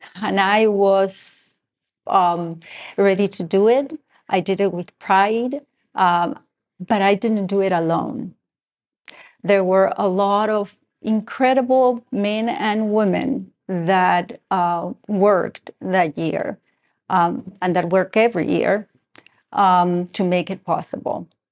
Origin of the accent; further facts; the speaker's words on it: Argentina; moved away; I have a little bit of an accent. I am originally from Argentina